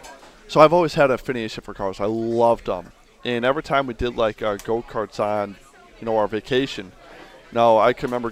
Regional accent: Connecticut, United States; I grew up in Connecticut.

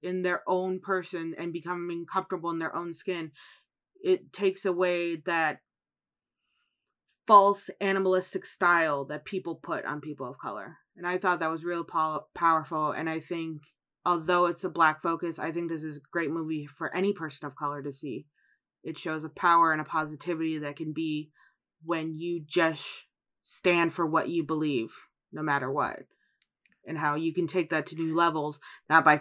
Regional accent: Chicago, Illinois, United States; moved away; Growing up in Chicago, I learned much about Italian culture.

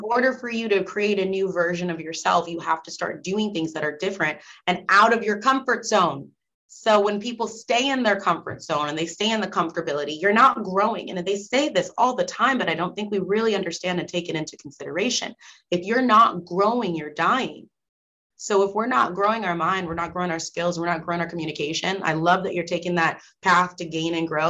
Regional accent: Nebraska, United States; moved away as an adult; I'm from Nebraska

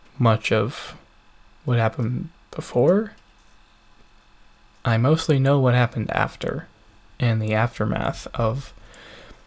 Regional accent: United States; I am from the United States

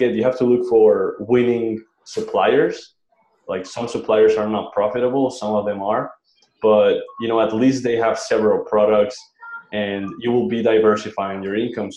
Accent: Colombia; now in Chiang Mai, Thailand; I'm from Colombia

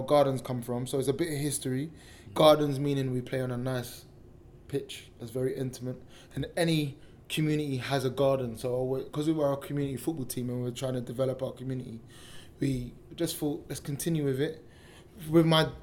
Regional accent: London, United Kingdom; growing up on Cattle Estate

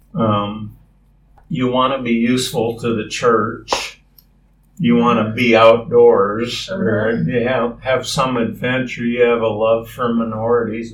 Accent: Rochester, Minnesota, United States; moved away as an adult; also born or lived in Madison, Wisconsin / Michigan; We moved to Minnesota when I was 10 from Madison to Rochester, Minnesota, and then I lived there for 10 years

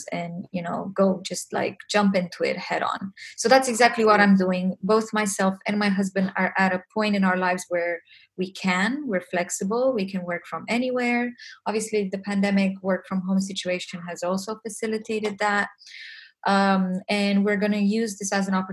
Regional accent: Romania; English is a second language; values, family, which is something um, I was raised with in Romania

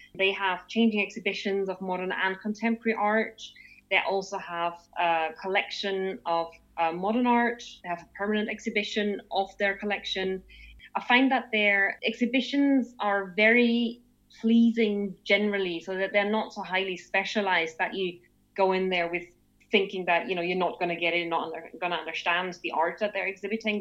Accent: Austria; moved away as an adult; also born or lived in England / Germany; now in Stuttgart, Germany; I'm originally from Austria, but uh, just like last time when, when I talked about this, I fled the country when I was 18

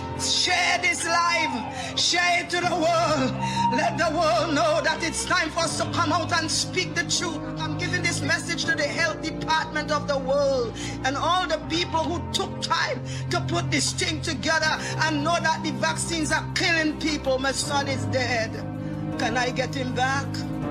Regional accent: Trinidad & Tobago; I'm from Trinidad and Tobago.

